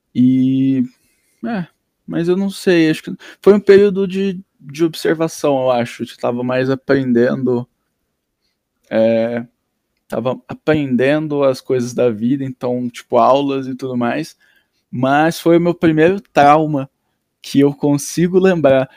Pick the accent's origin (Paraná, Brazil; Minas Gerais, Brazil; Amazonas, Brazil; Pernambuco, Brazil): Paraná, Brazil; Londrina; also born or lived in Nova Iguaçu, Rio de Janeiro / Ivaiporã/Itamaiana, Paraná / Grandes Rios, Paraná; Até parar em Londrina em quando tinha seis anos